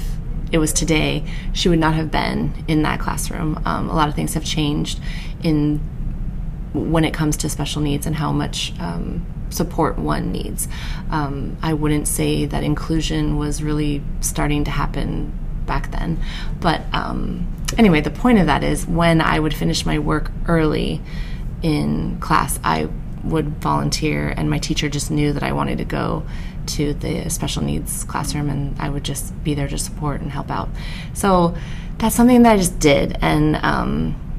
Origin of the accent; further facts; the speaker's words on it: San Diego, California, United States; also born or lived in Van Nuys, Los Angeles; I'm from California. I was born in Van Nuys. And then I grew up in LA until I was about 8. And then I moved to San Diego. Wow. So, I feel like I'm a San Diego, I could say I'm a San Diego native